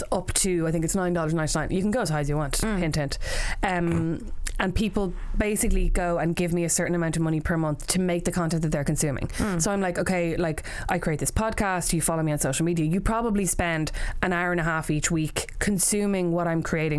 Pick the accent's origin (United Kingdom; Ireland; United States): Ireland; as Irish people